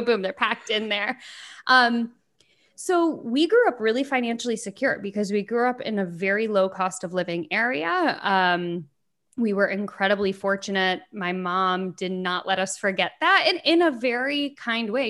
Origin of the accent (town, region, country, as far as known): United States; born or raised there